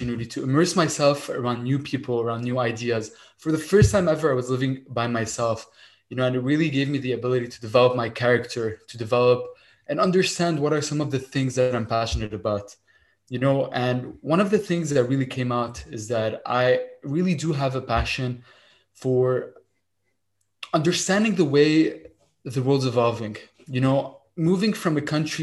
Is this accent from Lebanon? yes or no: yes; Lebanon; moved away as an adult; now in Montreal, Canada; I kind of immigrated from Lebanon, moved to Montreal to pursue my engineering studies. And all my life, I grew up in Lebanon as a child